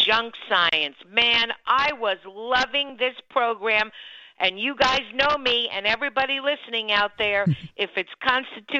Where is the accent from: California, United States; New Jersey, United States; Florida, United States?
Florida, United States; Miami-Dade County; when I was growing up in Miami-Dade County, Florida